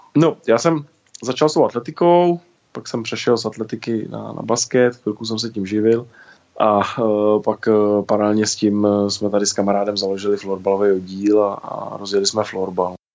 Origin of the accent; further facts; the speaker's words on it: České Budějovice, South Bohemian Region, Czechia; jsem vozíčkář z Budějovic.